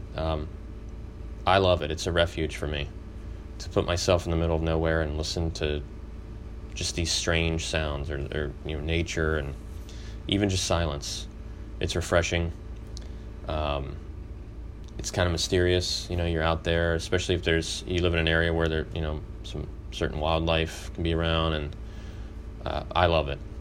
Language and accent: English; Texas, United States; a kid growing up in Texas